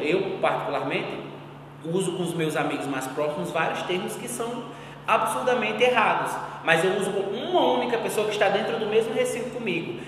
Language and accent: Portuguese; Northeast Brazil, Brazil; Sou bicha gorda, nordestina